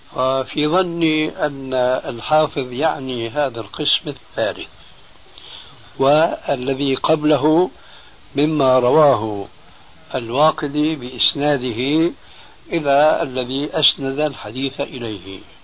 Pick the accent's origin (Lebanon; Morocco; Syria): Syria; عندنا في سوريا